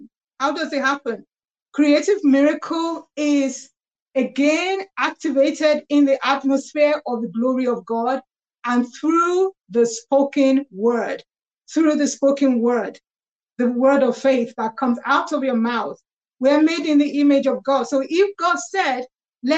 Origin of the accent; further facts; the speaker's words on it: London, United Kingdom; I have lived in London. I was born in London